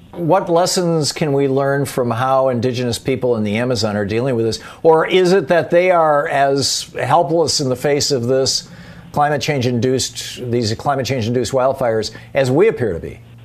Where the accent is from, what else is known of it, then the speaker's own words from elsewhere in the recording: Michigan, United States; moved away; I grew up in Michigan